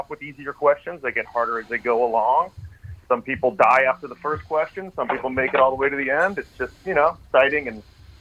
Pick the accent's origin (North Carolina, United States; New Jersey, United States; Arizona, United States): Arizona, United States; Tucson; I'm from Tucson, Arizona.